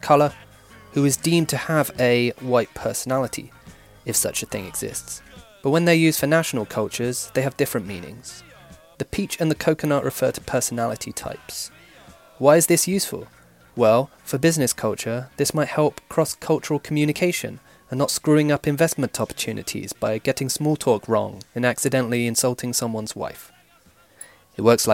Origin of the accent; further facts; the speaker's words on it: United Kingdom; my home country, Britain